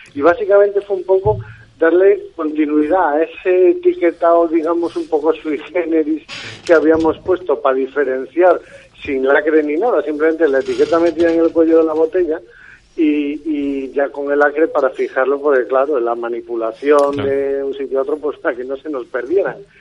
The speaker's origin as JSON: {"language": "Spanish", "town": "Cacabelos", "region": "Castile and León", "country": "Spain", "moved": "as an adult", "lives_now": "La Palma del Condado, Spain", "said": "yo soy berciano de un pueblo que se llama Cacabelos"}